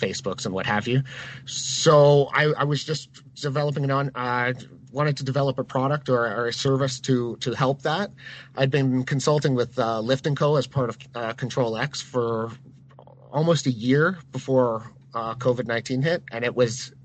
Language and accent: English; Barrie, Ontario, Canada; moved away; also born or lived in Huntsville, Ontario; I grew up in Barrie.